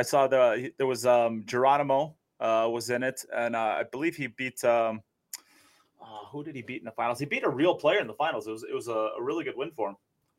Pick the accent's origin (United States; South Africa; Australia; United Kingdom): United States; I'm an American.